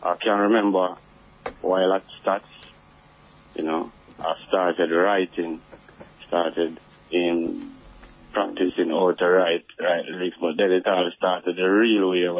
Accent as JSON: {"language": "English", "area": "Salisbury Plain", "region": "Saint Andrew", "country": "Jamaica", "said": "I'm from Salisbury Plain, St. Andrew, close to Stone Hill"}